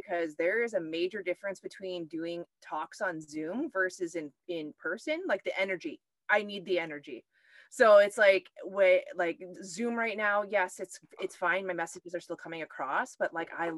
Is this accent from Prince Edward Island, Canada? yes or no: no; Thunder Bay, Ontario, Canada; I'm an Ojibwe from Thunder Bay, Ontario. I was born and raised here.